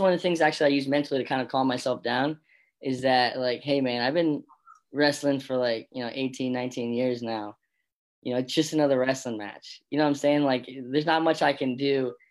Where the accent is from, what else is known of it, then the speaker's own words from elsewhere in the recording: Bethlehem, Pennsylvania, United States; also born or lived in Florida; I'm from the Lehigh Valley, from, you know, Bethlehem right here.